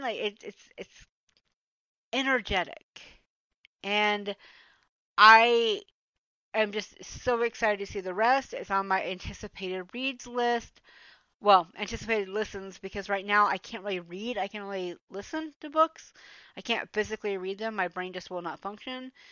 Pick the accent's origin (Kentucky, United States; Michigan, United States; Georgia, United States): Georgia, United States; Atlanta; moved away as an adult; now in Germany; I am actually from Georgia. I grew up in metro Atlanta